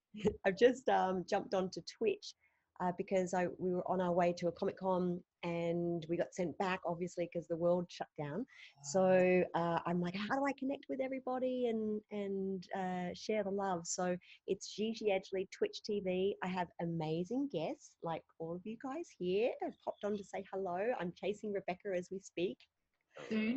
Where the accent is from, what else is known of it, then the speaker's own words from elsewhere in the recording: Australia; my idols that I grew up watching on Australian television